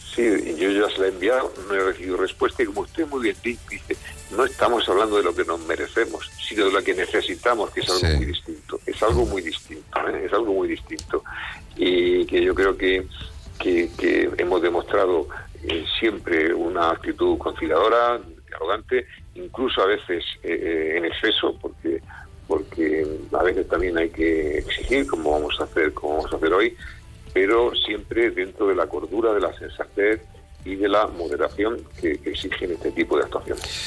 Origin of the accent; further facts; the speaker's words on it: Spain; tenemos como españoles